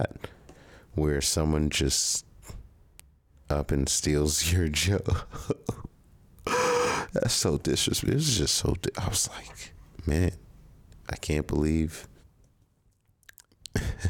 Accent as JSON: {"language": "English", "town": "New York City", "region": "New York", "country": "United States", "tie": "born or raised there", "moved": "yes", "lives_now": "Texas, United States", "said": "I was born in Brooklyn, and my parents are Nigerian"}